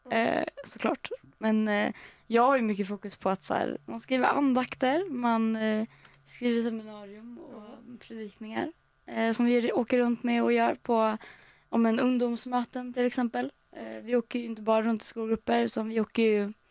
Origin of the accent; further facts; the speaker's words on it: Örkelljunga, Skåne, Sweden; jag kommer från början från Örkelljunga i Skåne.